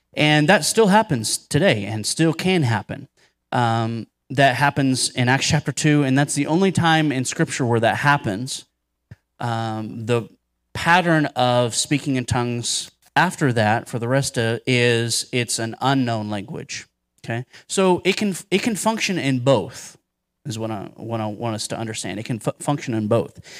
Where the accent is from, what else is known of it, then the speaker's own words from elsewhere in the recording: Cincinnati, Dayton area, Ohio, United States; now in Denton, Texas, United States; I was born and raised in Ohio, so even though I live in Texas now, Ohio has my heart